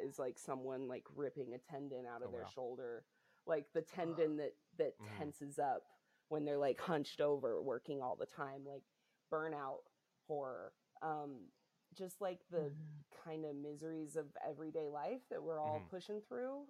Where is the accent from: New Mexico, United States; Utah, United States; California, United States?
Utah, United States; now in Chicago, United States; I was raised Mormon in Utah